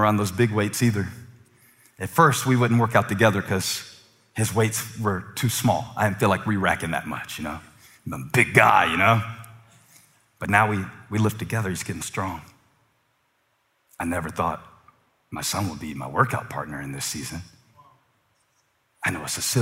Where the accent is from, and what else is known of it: Moncks Corner, South Carolina, United States; born or raised there; now in Charlotte, United States